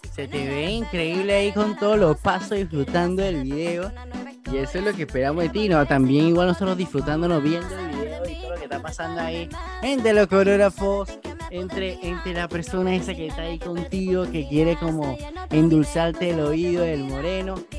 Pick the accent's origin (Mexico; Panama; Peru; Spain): Panama; somos de Panamá